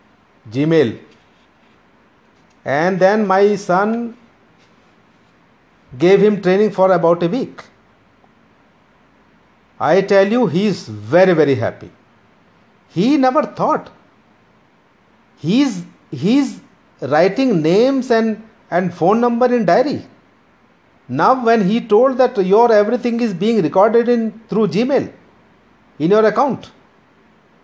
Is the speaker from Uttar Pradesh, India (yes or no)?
yes; Meerut, Uttar Pradesh, India; moved away; I come from Meerut